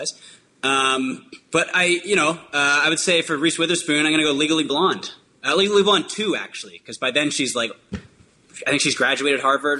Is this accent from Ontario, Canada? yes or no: no; Vancouver, British Columbia, Canada; now in Los Angeles, United States; he's from Nashville and I'm from Vancouver